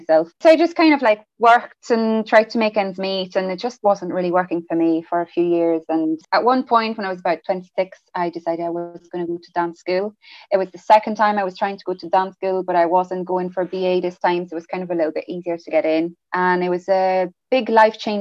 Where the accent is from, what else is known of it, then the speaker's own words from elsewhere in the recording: France; English is a second language; moved away as an adult; also born or lived in England; So I'm actually from France. I grew up in France up till the age of 18.